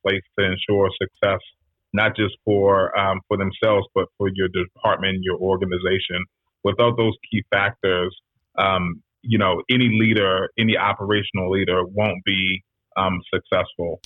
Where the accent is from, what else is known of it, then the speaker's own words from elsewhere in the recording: Washington, District of Columbia, United States; also born or lived in Prince George's County, Maryland; I'm a DC cat myself. So I am um, born and raised in Washington D.C. in the city, not Maryland, not Virginia, but right. in D.C.